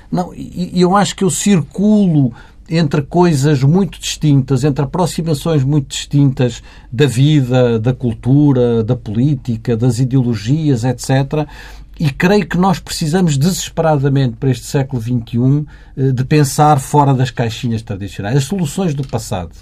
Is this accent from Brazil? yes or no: no; Valença, Norte, Portugal; eu sou minhoto, enfim, como sabe, sou, sou, de Valença, não podia ser mais ao norte do que Valença